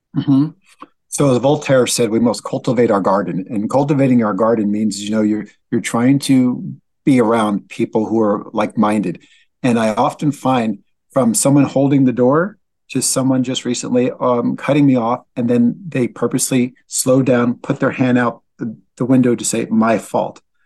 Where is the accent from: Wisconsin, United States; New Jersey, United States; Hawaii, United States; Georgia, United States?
New Jersey, United States; Linden; also born or lived in Newark, New Jersey; I'm originally from Linden, New Jersey, born in Newark, New Jersey